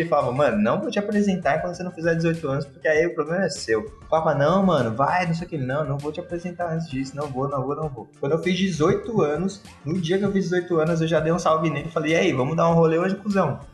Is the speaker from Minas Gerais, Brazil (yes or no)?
no; Osasco, São Paulo, Brazil; Eu sou japonês descendente de japonês, e que morou em Osasco.